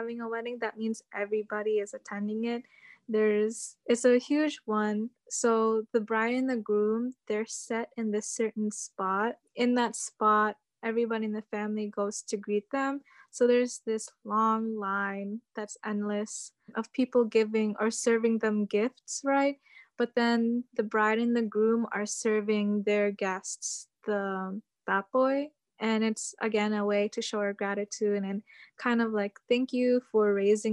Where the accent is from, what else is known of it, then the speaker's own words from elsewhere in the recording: Cordillera Administrative Region, Philippines; moved away; also born or lived in Amherst, Massachusetts, United States; So I'm from the Philippines, but I identify as an indigenous person from there. And I'm located up in the mountains, like the northern part of the Philippines.